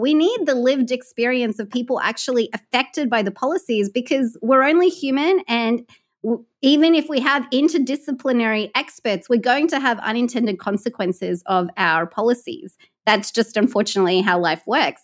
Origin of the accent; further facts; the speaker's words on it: California, United States; my home state of California